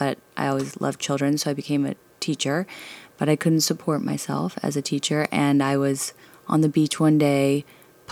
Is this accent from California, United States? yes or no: no; Dallas, Texas, United States; Canadian family, but grew up in Dallas